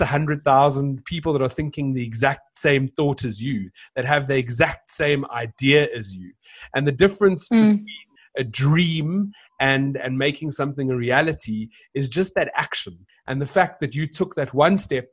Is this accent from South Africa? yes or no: yes; South Africa; bring Ubuntu to life as South Africans